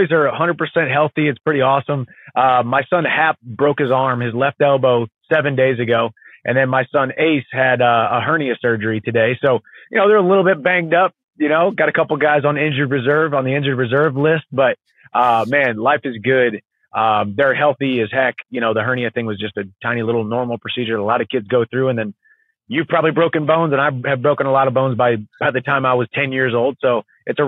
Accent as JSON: {"language": "English", "area": "a small town south of St. Louis", "region": "Missouri", "country": "United States", "tie": "born or raised there", "moved": "yes", "lives_now": "Nashville, United States", "said": "I grew up in the woods in a small town south of St. Louis, Missouri"}